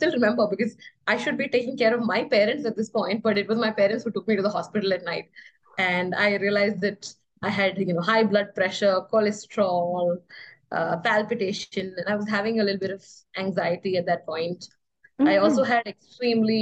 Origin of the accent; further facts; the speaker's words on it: Kerala, India; moved away; I came to Kerala, which is my hometown, for like a small visit